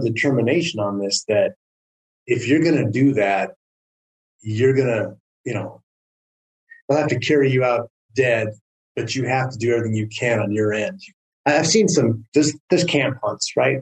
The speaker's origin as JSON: {"language": "English", "region": "Southern California", "country": "United States", "tie": "born or raised there", "moved": "yes", "lives_now": "Prescott, United States", "said": "I grew up in Southern California, and it is not a hunting culture"}